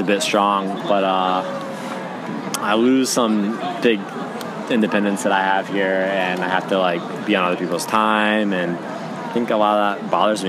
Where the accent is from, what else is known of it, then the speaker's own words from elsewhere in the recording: United States; moved away; I'm from the States.